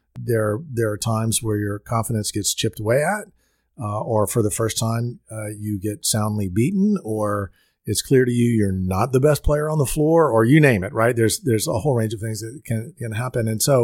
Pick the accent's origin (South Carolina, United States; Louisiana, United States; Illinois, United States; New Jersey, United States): Louisiana, United States; Well, I grew up in Louisiana and very much in a sports-oriented family, an LSU family.